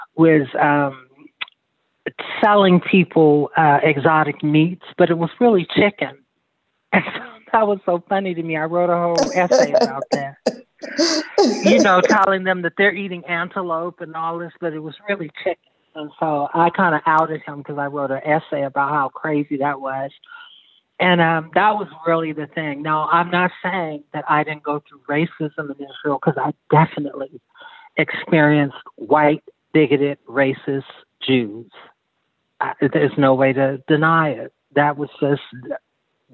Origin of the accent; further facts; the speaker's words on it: Omdurman, Khartoum, Sudan; moved away; I'm from North Sudan. I'm from Omdurman, which is the most Islamic city in Sudan.